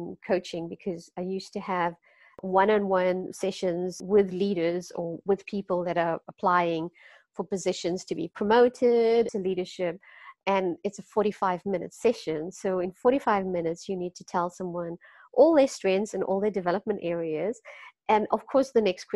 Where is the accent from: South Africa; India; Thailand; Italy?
South Africa; Durban, KwaZulu-Natal; moved away as an adult; also born or lived in Cape Town, South Africa; now in Netherlands; I'm from South Africa, like I said. I grew up also in a very close-knit community in Durban